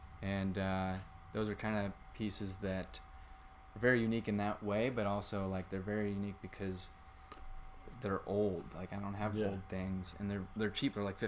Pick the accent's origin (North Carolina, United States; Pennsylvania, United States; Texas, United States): Pennsylvania, United States; Pittsburgh; now in Ligonier, United States; And I was born and raised in Pittsburgh, and then moved to Ligonier, so I'm like an hour away.